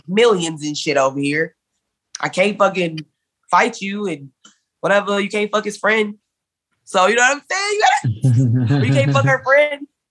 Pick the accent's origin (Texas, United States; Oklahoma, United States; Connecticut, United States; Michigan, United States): Michigan, United States; Detroit; I'm from Detroit